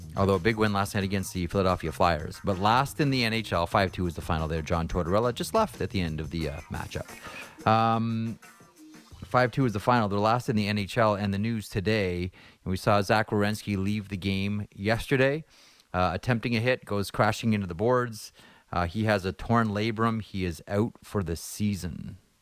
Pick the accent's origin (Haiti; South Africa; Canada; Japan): Canada; Toronto, Ontario; we're both from Toronto, and I grew up playing in the M T H L at, um, North York Centennial Arena